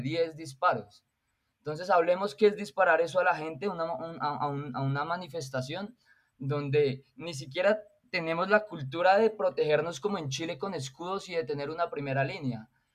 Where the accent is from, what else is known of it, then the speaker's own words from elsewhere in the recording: Colombia; a mí como ciudadano colombiano